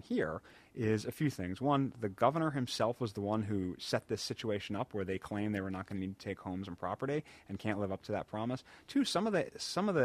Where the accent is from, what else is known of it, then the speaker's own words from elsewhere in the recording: Rockville, Maryland, United States; I grew up in Rockville